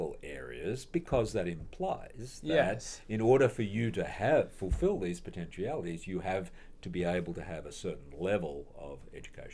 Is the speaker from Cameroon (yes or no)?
no; Australia; moved away as an adult; now in Minnesota, United States; I come from Australia